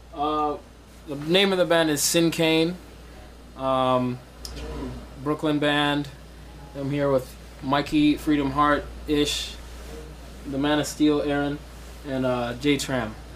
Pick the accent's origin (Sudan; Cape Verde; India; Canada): Sudan; also born or lived in Ohio; now in New York, United States; I'm originally from Sudan